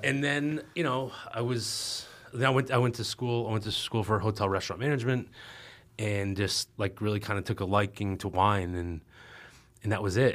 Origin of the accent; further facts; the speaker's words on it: Albany, New York, United States; right outside of Albany